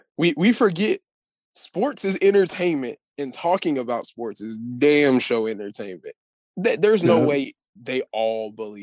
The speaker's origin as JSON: {"language": "English", "region": "Texas", "country": "United States"}